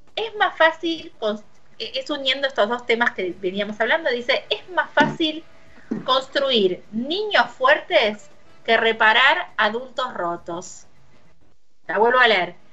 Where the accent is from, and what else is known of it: Argentina